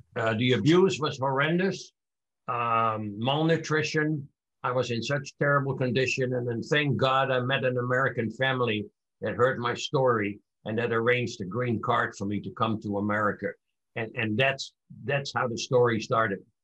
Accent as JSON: {"language": "English", "town": "Amsterdam", "region": "North Holland", "country": "Netherlands", "tie": "born or raised there", "moved": "yes", "said": "I was born in 1941 in Amsterdam, Holland, during World War II"}